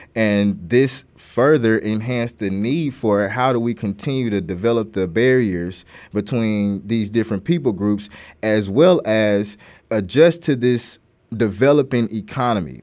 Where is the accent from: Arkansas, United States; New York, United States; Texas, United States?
Arkansas, United States; Little Rock; growing up in Little Rock, particularly as a black person or a person of color